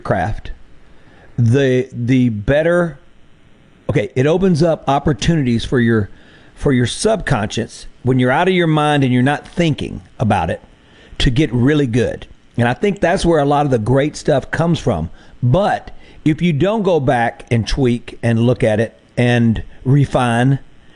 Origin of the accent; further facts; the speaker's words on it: the Mississippi Delta, United States; moved away as an adult; also born or lived in Nashville, Tennessee; I moved our family down here after a couple decades in Nashville, and moved back home to the Delta